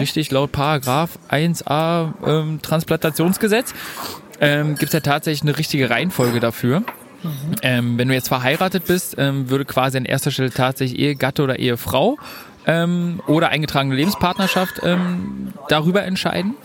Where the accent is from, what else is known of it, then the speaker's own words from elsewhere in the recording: Germany; Bei uns in Deutschland